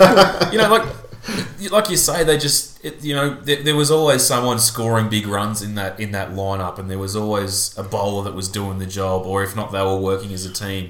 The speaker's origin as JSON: {"language": "English", "country": "Australia", "said": "you never like an English team as an Australian"}